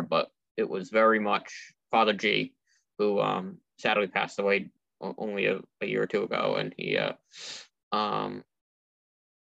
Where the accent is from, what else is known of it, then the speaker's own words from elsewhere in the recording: Millbury, Massachusetts, United States; We grew up in Millbury, but we went to a church in Auburn